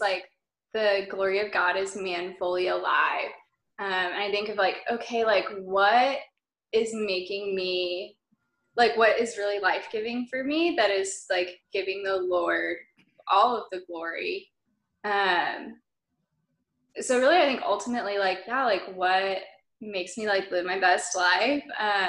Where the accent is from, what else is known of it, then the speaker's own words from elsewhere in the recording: Dallas, Texas, United States; moved away as an adult; also born or lived in Stillwater, Oklahoma / St. Louis, Missouri; now in Broken Arrow, United States; I grew up in the Dallas suburbs